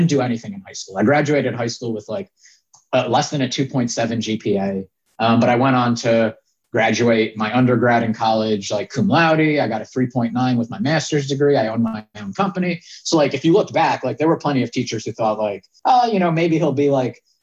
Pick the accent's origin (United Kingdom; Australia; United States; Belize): United States; Yonkers, New York; I grew up in Yonkers, New York